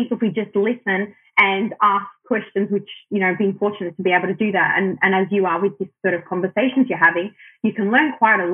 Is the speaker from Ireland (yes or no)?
no; Australia; first language Arabic; I'm born and raised in Australia, but my parents are Lebanese migrants